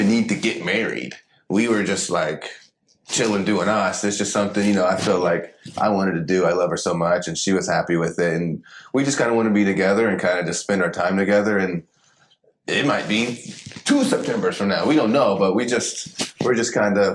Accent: Paducah, Kentucky, United States; I'm from Paducah, Kentucky

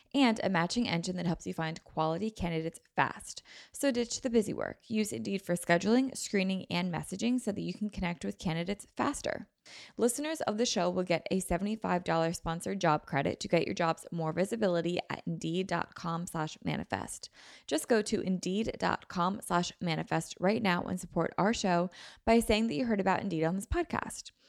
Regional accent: Pennsylvania, United States; we're all from Pennsylvania

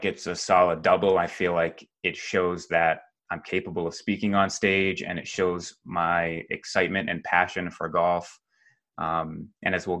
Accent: New England, United States; moved away; I was born and raised in New England, still visit Massachusetts a couple times a year to visit my parents.

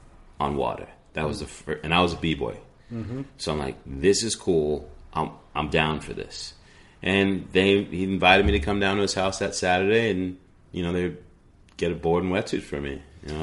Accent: New York, United States; also born or lived in New England; And I'm a kid from New York and New England.

